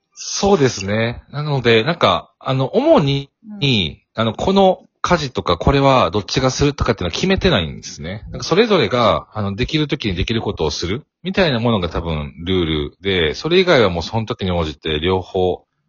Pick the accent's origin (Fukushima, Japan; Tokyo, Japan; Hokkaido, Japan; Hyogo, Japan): Hyogo, Japan; Kobe; 私、神戸出身なんですけど